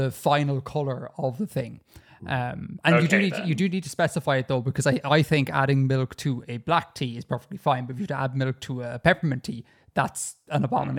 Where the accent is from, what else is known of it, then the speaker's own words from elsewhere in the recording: Ireland; as a true Irish man